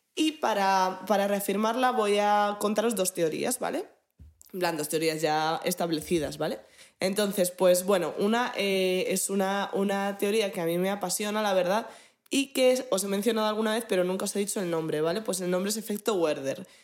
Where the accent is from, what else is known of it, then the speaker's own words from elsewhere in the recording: Madrid, Community of Madrid, Spain; De los madrileños que veamos